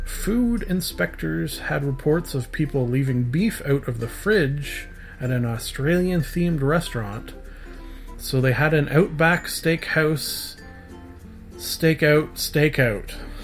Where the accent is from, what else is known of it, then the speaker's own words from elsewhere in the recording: Canada; I am a Canadian, so of course I am upset about the recent hike in my dog sled and igloo insurance.